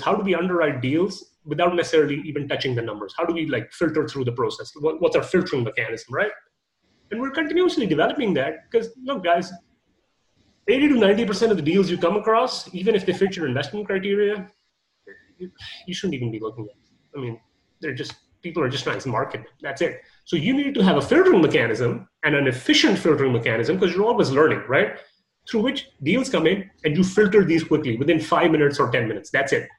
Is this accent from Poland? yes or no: no; Canada; I'm Canadian